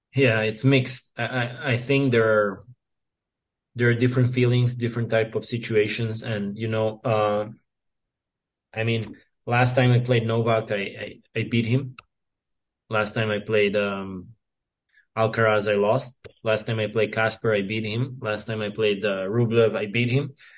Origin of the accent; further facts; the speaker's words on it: Serbia; I grew up here in Serbia where we had mostly clay court tennis